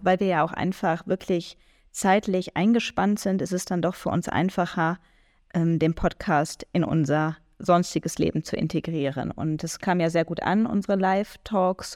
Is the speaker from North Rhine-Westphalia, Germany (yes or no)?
yes; near Düsseldorf, North Rhine-Westphalia, Germany; ich komme aus Nordrhein-Westfalen und zwar genauer aus der Nähe von Düsseldorf